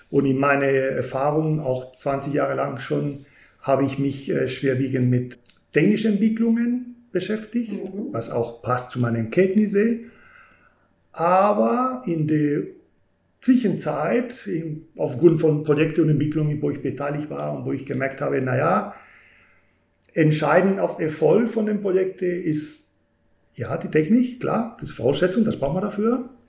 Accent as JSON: {"language": "German", "country": "Spain", "lives_now": "Germany", "said": "Dann würde ich sagen … bin Spanier. Das ist etwas, das mich definitiv prägt"}